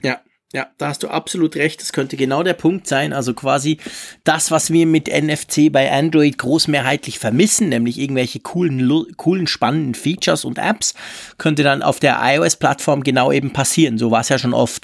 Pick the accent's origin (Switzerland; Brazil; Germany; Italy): Switzerland; wir Schweizer